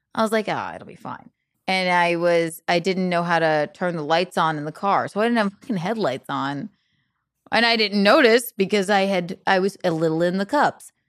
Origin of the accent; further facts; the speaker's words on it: South Carolina, United States; accent: Southern; now in New York, United States; I'm from South Carolina